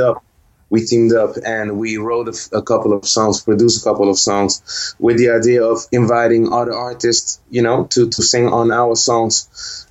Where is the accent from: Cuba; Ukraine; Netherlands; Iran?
Netherlands; Rotterdam, South Holland; I was born and raised here in Holland in Rotterdam.